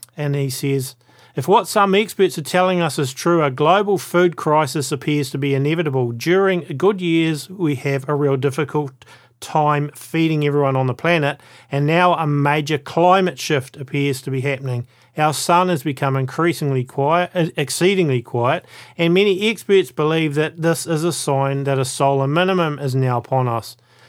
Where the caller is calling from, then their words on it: New Zealand; Welcome to the A Minute to Midnight show, folks, and I'm coming from New Zealand.